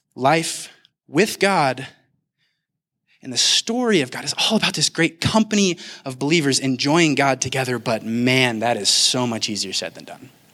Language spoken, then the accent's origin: English; Kansas City, United States; now in Denver, United States; I'm actually originally from Kansas City.